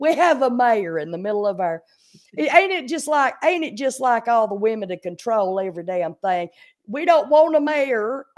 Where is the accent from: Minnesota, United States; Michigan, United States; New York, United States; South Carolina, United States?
South Carolina, United States; Pacolet; I am from a small town in South Carolina called Packlet, South Carolina.